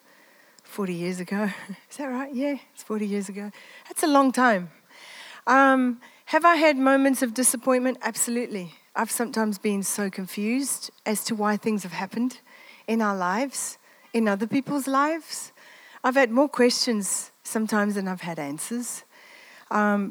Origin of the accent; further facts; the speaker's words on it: Italy; moved away; I grew up in the Mediterranean. I'm Italian.